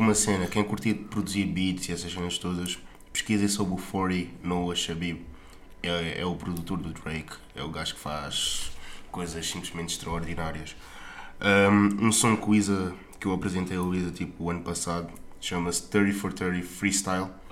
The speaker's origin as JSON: {"language": "Portuguese", "country": "Portugal", "tie": "born or raised there", "also_born_or_lived": "Angola", "accent": "Angolan", "said": "eu só nasci cá em Portugal devido às circunstâncias que estavam a acontecer em Angola"}